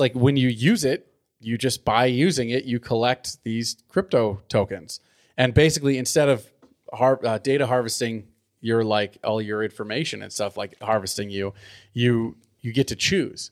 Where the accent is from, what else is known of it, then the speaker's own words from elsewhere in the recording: Southern California, United States; now in Livermore, United States; I grew up in Southern California